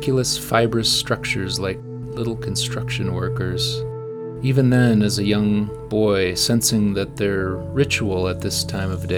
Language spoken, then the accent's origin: English; Shoreline, Washington, United States; As a child, I grew up in Shoreline, a small community just north of Seattle